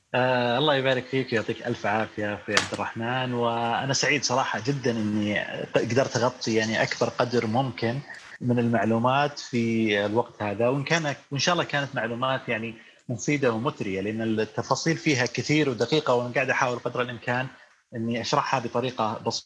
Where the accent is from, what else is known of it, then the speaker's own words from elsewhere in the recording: Saudi Arabia; عندنا في السعوديه